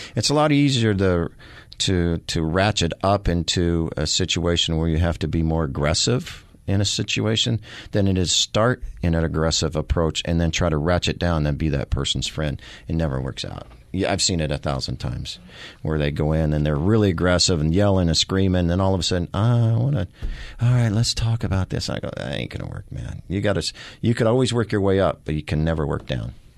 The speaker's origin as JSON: {"language": "English", "area": "the Ozarks", "region": "Missouri", "country": "United States", "tie": "born or raised there", "also_born_or_lived": "Kansas City, Missouri", "moved": "yes", "lives_now": "Phoenix, United States", "said": "I am from the Missouri, the Ozarks. I was born in the Ozarks"}